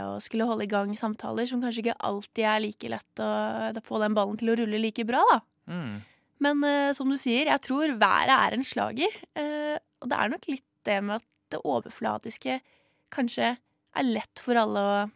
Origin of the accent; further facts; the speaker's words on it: Arendal, Agder, Norway; moved away as an adult; now in Oslo, Norway; Jeg er fra Arendal by.